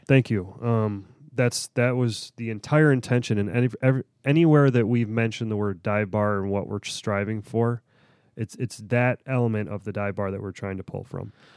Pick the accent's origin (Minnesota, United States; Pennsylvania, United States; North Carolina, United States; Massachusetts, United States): Pennsylvania, United States; Pittsburgh; I'm, I'm from Pittsburgh